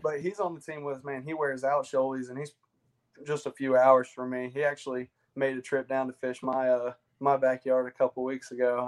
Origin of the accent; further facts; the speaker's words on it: Chapin, South Carolina, United States; I am from the central region of South Carolina, little town called Chapin uh, is where I grew up